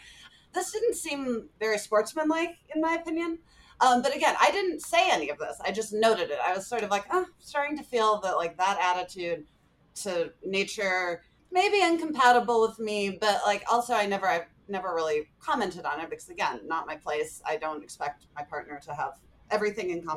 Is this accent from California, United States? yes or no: yes; California, United States; moved away; also born or lived in Calgary; coming home to my home state of California